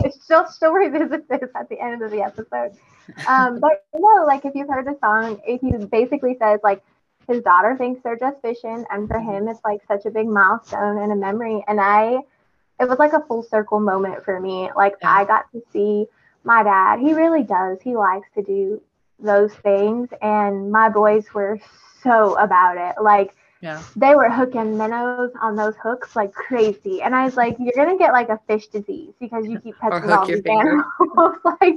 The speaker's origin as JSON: {"language": "English", "region": "Texas", "country": "United States", "said": "I'm, like, the proudest Texan you'd ever meet."}